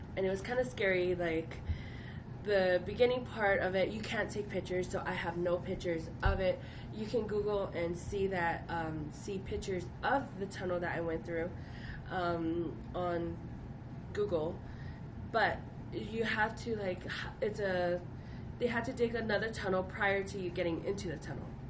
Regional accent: Hawaii, United States; I grew up in Hawaii

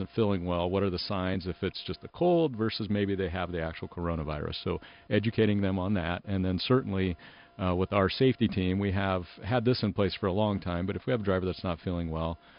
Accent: Nebraska, United States; I'm from Nebraska, so we're kind of in Tornado Alley as well.

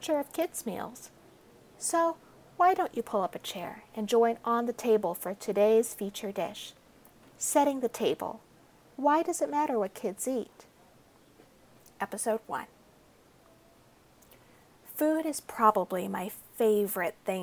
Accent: United States; I grew up in America

